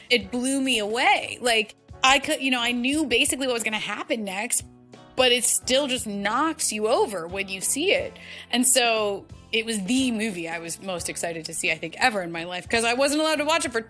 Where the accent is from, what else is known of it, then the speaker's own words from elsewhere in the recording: Virginia, United States; born there; also born or lived in South Carolina / Washington, D.C. / Toledo, Ohio; And so we moved around every couple of years, and mostly up and down the East Coast. I was born in Virginia, and we lived in South Carolina for a while.